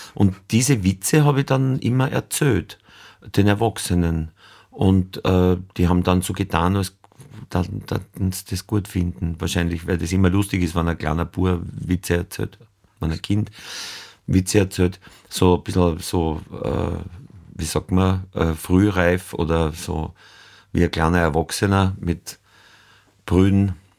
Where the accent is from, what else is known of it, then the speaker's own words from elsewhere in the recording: Nöchling, Lower Austria, Austria; Das war gerade nicht Oberösterreich, das war an der Grenze zu Oberösterreich in Niederösterreich, südliches Waldviertel, aber eigentlich fast an der Donau, also der erste Hügel über der Donau. Da ist der Bauernhof